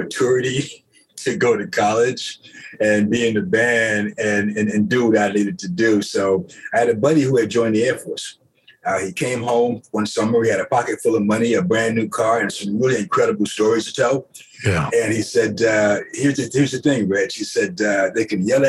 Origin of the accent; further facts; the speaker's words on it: Jacksonville, Florida, United States; also born or lived in New York City; I grew up in Jacksonville, Florida, and I spent quite a bit of time in New York City.